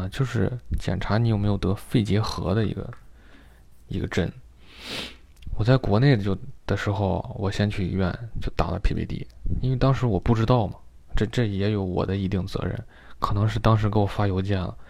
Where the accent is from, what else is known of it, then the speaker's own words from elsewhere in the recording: China; now in United States; 小时候在我还懵懂的时候挨了一针，但是一下获得了两个抗体。对吧？非常完美，我觉得。但是这个就埋为日后埋下的隐忧呀。等我到了美国，人家说你这中国打的不算数